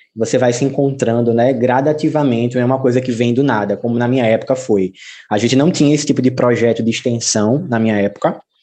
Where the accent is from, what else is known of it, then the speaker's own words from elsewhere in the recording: Camaragibe, Pernambuco, Brazil; now in Recife, Brazil; eu nasci em Recife, mas os meus pais eram de Camaragibe, João. E aí é, eu vivi em Camaragibe até os 16 anos